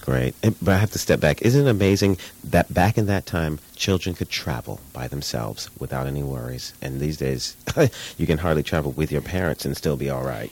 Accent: New York City, New York, United States; We're both from Brooklyn

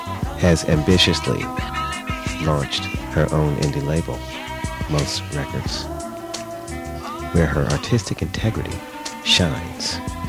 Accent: New York, United States; moved away

